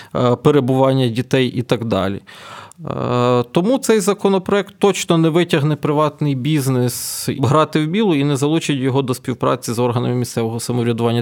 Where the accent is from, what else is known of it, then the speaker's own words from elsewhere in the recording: Ternopil Oblast, Ukraine; moved away; на моїй рідній Тернопільщині